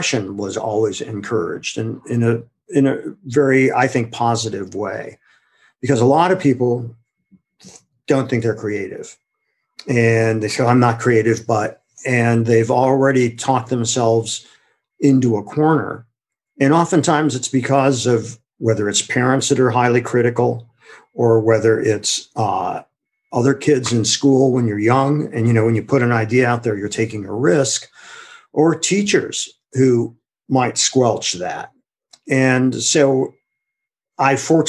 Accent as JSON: {"language": "English", "town": "Akron", "region": "Ohio", "country": "United States", "tie": "born or raised there", "said": "I'm originally from Akron, Ohio. And growing up there"}